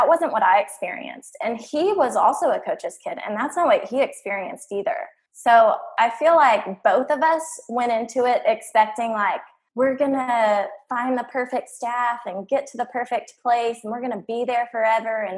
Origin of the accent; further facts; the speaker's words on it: Abilene, Texas, United States; we were in my hometown. We were living in Abilene, which is where I'm from.